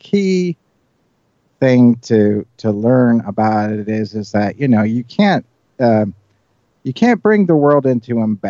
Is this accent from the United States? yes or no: no; Ireland; You know, as growing up in Ireland, you know, you always hear stories about leprechauns granting wishes